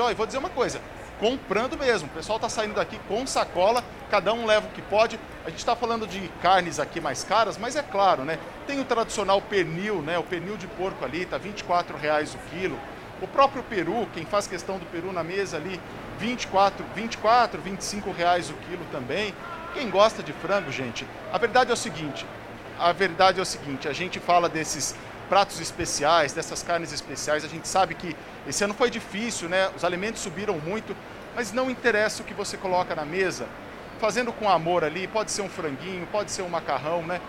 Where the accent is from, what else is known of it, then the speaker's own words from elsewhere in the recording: interior of São Paulo, Brazil; now in São Paulo, Brazil; eu sou do interior de São Paulo. A gente lá nem fala de bacalhau, nem Natal, nem Ano Novo, né? A gente fala de leitô, a gente fala de churrasco. Eu fui descobrir isso aqui em São Paulo só